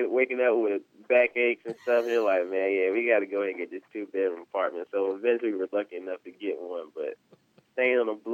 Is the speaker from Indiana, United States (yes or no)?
no; South Carolina, United States; me and Trap, we're we're really great friends, and we're both from the South Carolina area.